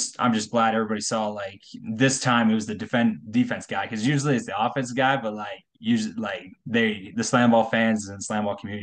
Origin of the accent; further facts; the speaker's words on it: Colorado, United States; I'm from Colorado